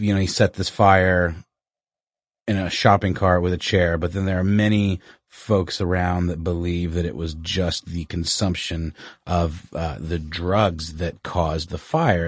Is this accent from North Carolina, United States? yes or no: no; Augusta, Georgia, United States; moved away; my hometown of Augusta, Georgia